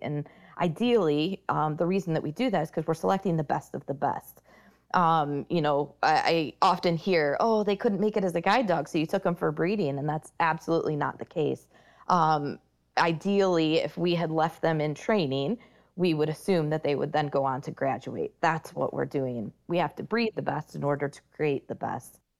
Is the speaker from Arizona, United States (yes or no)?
no; Michigan, United States; moved away as an adult; Leader Dogs for the Blind is based out of Michigan, and that's actually my home state